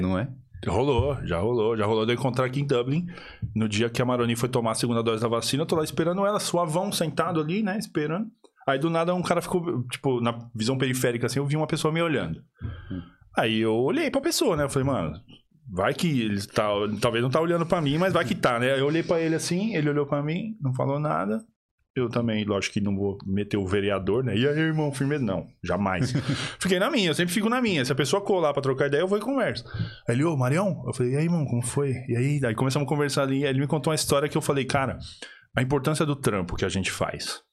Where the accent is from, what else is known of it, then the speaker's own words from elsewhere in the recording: São Paulo, Brazil; moved away as an adult; now in Ireland; Eu sou de São Paulo